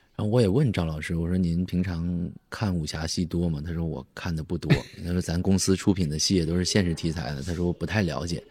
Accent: Chaoyang, Liaoning, China; 我是东北人，我是嗯。辽宁人，辽宁朝阳市

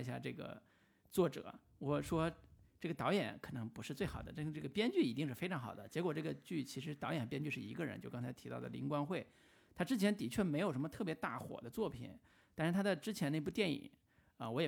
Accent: Taiwan; 我不知道是不是因为我们台湾人民真的是活得特别轻松潇洒

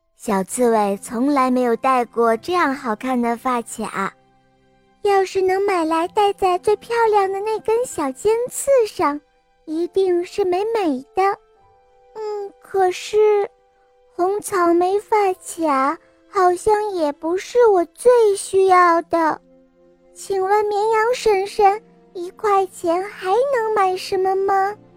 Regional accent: Jiangxi, China; 我来自江西，我五岁了

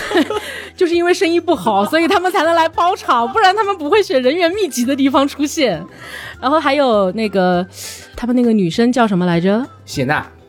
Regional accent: Changsha, Hunan, China; 从小生活在长沙

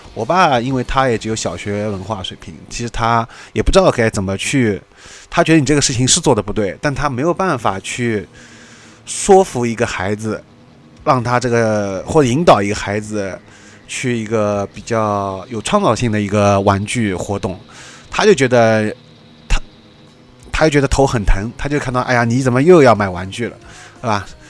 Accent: Shanghai, China; 我们上海自己的电视都会一整天放很多的，几个小时连着放，很多的动画片

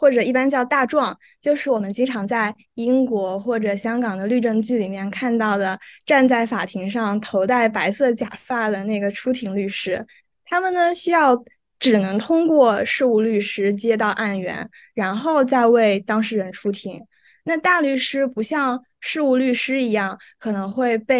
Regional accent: China; now in Hong Kong; 对于我一个来自内地的非广东人而言，这个先天条件就比较难满足。

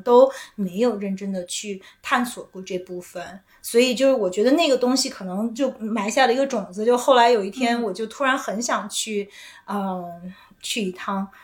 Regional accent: Beijing, China; 我就是在北京长大，就是我嗯。的identity是一个土生土长的北京人

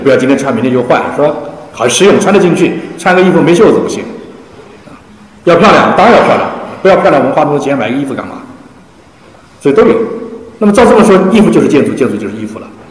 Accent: China; 我们中国人

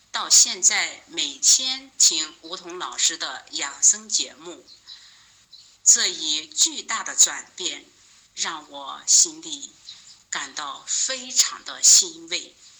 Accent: Henan, China; 我是来自河南的一名听友

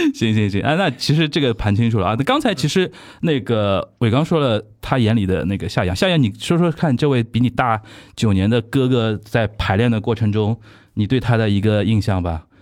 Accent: Shanghai, China; 我们上海人

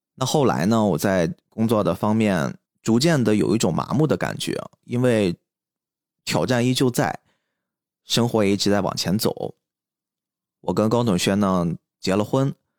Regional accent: Qingdao, Shandong, China; also born or lived in Chongqing; 我是青岛人

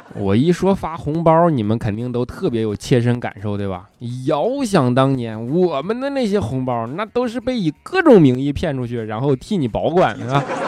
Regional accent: Northeast China, China; accent: Northeastern (Dongbei); 我这东北口音实在是太带感了

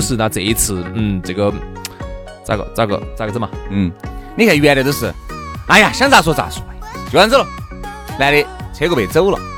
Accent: Sichuan, China; 我们四川人

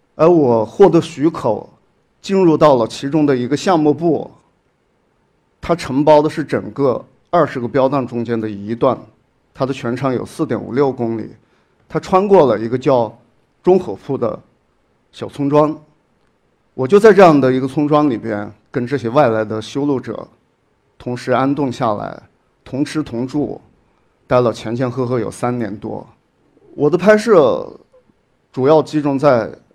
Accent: Shaoyang, Hunan, China; moved away as an adult; 我的老家邵阳市，是，是属于同样的一个行政市。我在我的老家生活了将近有二十多年

